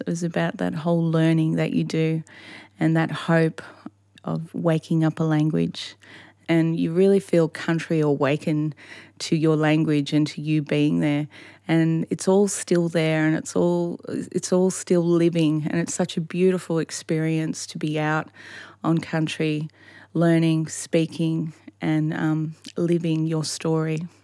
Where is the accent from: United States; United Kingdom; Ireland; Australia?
Australia; Hawkesbury area, New South Wales; I'm a Daruk woman from the Hawkesbury area.